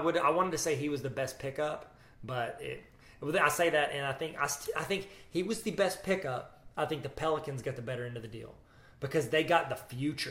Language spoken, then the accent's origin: English; New Jersey, United States; Well, I'm from Jersey.